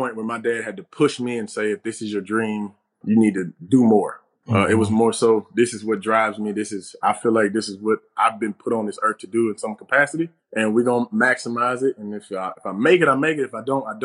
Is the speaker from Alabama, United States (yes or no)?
yes; Alabama, United States; my hometown